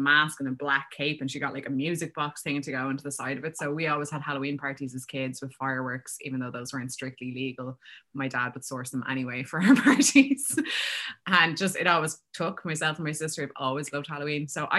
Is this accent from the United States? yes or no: no; Wicklow, Leinster, Ireland; now in Vancouver, Canada